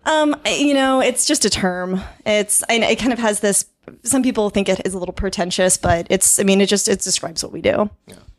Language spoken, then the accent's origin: English; Kansas City, Kansas, United States; moved away as an adult; now in Chiang Mai, Thailand; I was actually born and raised on the Kansas side